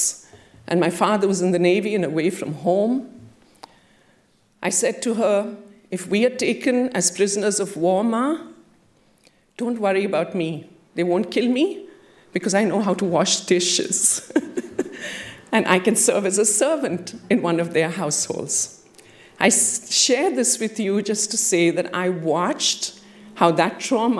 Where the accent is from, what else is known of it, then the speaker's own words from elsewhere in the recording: India; moved away; I have, as a child growing up in India, been a part of 3 wars